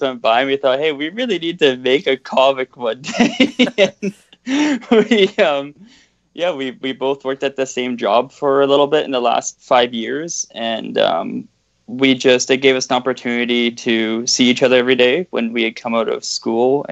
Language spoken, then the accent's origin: English; Vancouver, British Columbia, Canada; also born or lived in Ontario; we grew up in Canada, but we were born in Ontario, but we basically grew up in Vancouver most of our lives